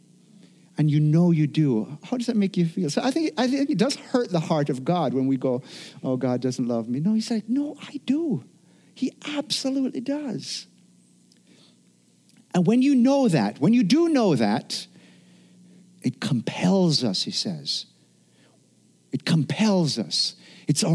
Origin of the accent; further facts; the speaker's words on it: Jamaica; now in United States; I grew up in Jamaica where it wasn't uncommon for, you know, on an evening, all of a sudden, all the power just goes